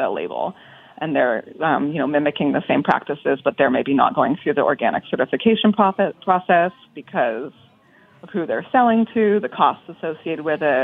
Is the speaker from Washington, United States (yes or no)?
no; California, United States; also born or lived in Bay Area; now in New York, United States; I'm from California, and I spent a lot of time in the Bay Area